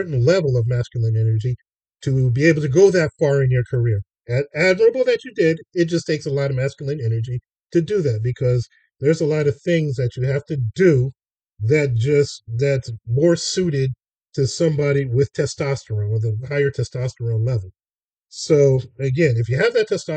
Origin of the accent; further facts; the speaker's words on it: Los Angeles, California, United States; growing up in Hollywood.